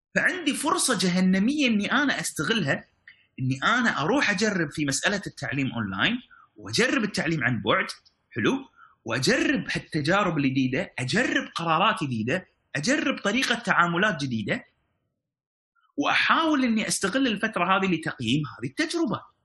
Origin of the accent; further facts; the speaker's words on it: Kuwait; عندنا في الكويت